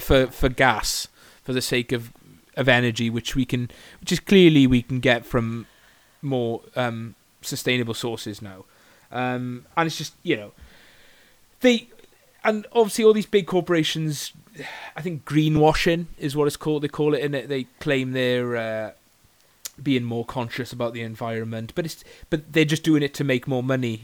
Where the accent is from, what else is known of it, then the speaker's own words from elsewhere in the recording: Bridgend, Wales, United Kingdom; moved away; I'm from Bridgend originally